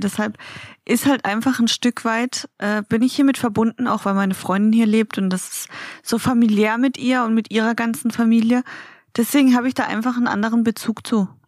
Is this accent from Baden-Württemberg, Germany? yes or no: yes; Baden-Baden, Baden-Württemberg, Germany; moved away; in Baden-Baden in meiner Heimat